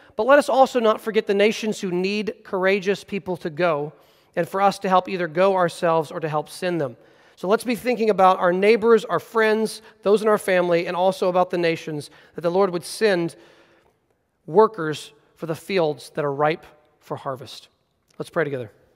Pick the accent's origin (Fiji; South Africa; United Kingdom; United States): United States; as American Christians